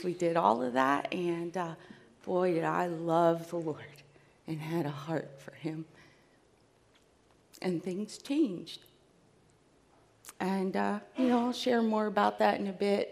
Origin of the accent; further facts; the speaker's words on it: New Jersey, United States; I am from South Jersey, just about 10 minutes from Philadelphia